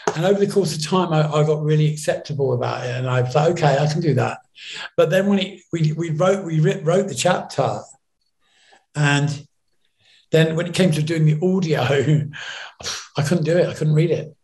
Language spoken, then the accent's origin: English; New York, United States; growing up in New York